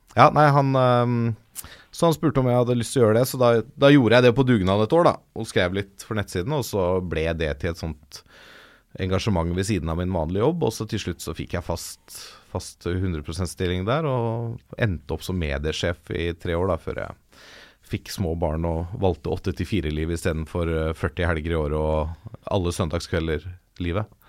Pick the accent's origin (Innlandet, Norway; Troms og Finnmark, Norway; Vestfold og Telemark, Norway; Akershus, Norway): Akershus, Norway; Ås; also born or lived in Valdres; jeg vokste opp delvis i Ås i Akershus og delvis i Valdres